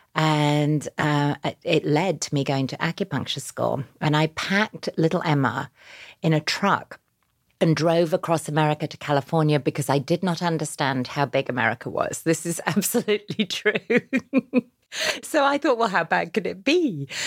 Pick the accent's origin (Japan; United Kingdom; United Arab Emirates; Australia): United Kingdom; Yorkshire and the Humber; now in New York, United States; I grew up, uh, in a small town in Yorkshire in England